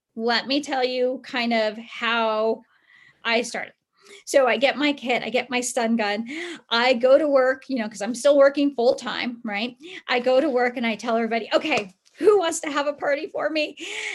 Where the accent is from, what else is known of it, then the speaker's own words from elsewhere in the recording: California, United States; now in Colorado, United States; I grew up in California, but I was living in Colorado.